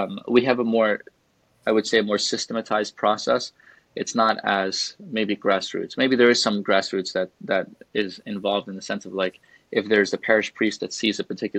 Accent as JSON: {"language": "English", "town": "New York City", "region": "New York", "country": "United States", "tie": "born or raised there", "also_born_or_lived": "Montana / Chicago", "moved": "as an adult", "lives_now": "Charlotte, United States", "said": "I grew up in New York City"}